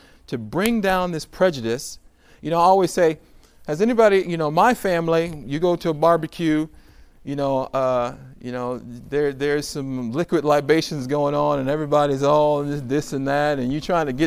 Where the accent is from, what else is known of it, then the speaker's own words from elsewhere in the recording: Somerville, United States; I'm from Somerville